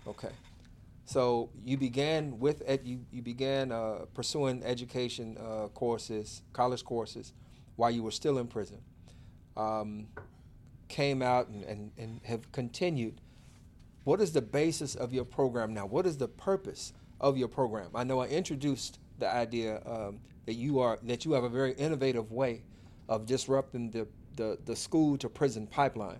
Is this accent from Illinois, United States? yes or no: yes; Chicago, Illinois, United States; also born or lived in Auburn Gresham; I grew up in Inglewood.